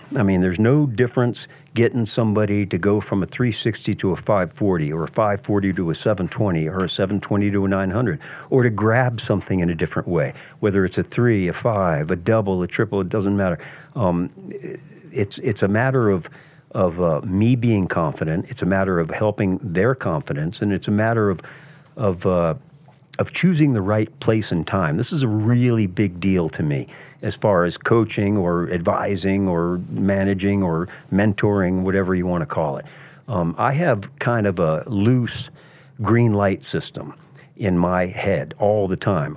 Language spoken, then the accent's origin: English; Virginia Beach, Virginia, United States; I grew up in Virginia Beach, Virginia, at the beach